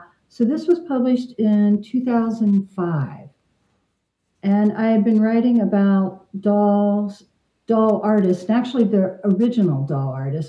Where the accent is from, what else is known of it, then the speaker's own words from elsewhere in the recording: Northern Kentucky, United States; I'm from Northern Kentucky.